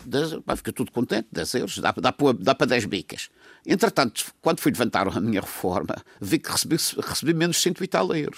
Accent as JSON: {"language": "Portuguese", "region": "Madeira", "country": "Portugal", "said": "sou madeirense também"}